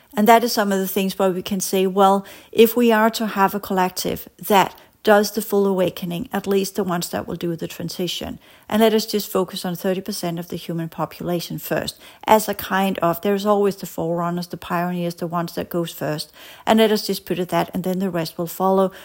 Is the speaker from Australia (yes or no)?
no; Denmark; as we said in Danish, because I come from Denmark